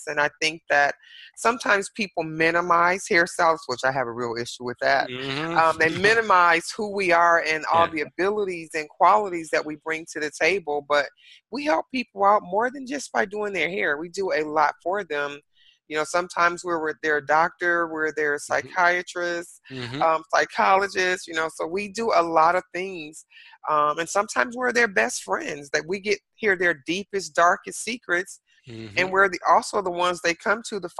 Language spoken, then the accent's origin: English; Detroit, Michigan, United States; now in Dallas, United States; I'm originally from Detroit, Michigan